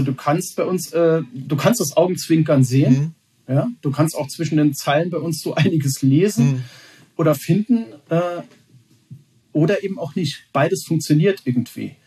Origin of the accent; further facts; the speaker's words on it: Saarland, Germany; als gebürtiger Saarländer